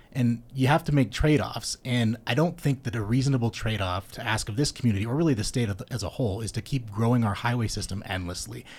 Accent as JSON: {"language": "English", "area": "Davis County", "region": "Utah", "country": "United States", "tie": "born or raised there", "also_born_or_lived": "Rose Park, Salt Lake City", "lives_now": "Salt Lake City, United States", "said": "I grew up in Davis County"}